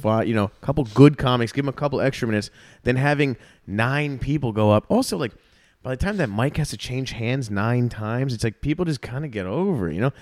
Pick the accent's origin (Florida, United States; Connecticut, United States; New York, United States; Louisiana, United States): Florida, United States; South; moved away as an adult; also born or lived in Chicago; now in Austin, United States; started comedy in South Florida before I moved to Chicago